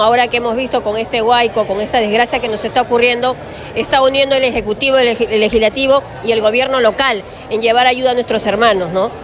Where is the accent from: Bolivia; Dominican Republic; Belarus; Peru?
Peru; nosotros los peruanos